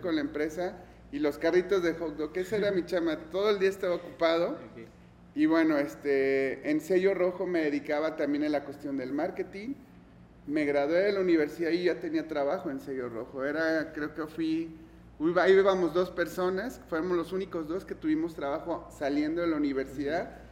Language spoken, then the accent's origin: Spanish; Mexico; also born or lived in Germany / Guadalajara